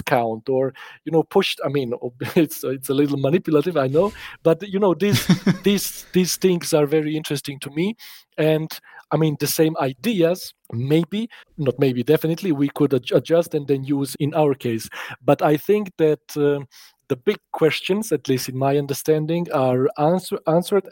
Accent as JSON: {"language": "English", "country": "Serbia", "tie": "born or raised there", "moved": "yes", "lives_now": "Bavaria, Germany", "said": "I grew up actually in Serbia, so it's like a former Yugoslavia"}